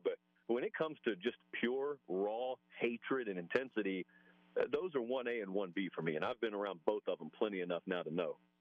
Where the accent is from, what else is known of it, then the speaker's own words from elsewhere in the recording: Columbus, Georgia, United States; moved away; I grew up in Columbus, Georgia, so I'm right on the border.